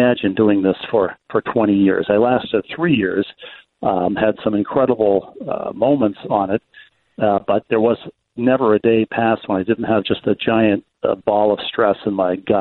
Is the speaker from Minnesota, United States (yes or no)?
yes; Bloomington, Minnesota, United States; moved away as an adult; also born or lived in Milwaukee; I'm staying at the house I grew up in Bloomington